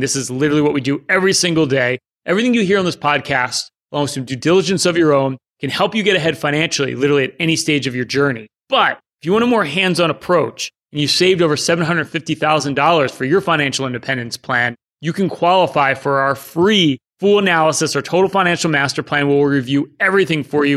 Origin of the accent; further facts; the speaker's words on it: Philadelphia suburbs, Pennsylvania, United States; we're all from Philadelphia, the suburbs